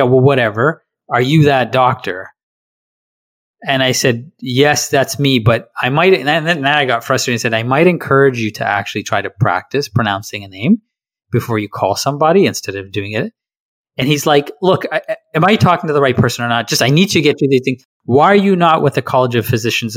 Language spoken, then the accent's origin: English; Canada; accent: Canadian; I am Canadian. I am Canadian through and through.